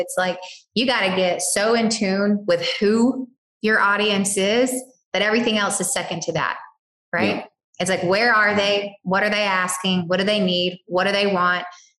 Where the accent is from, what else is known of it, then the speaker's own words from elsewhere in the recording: the South, United States; accent: Southern; You have to listen to my Southern accent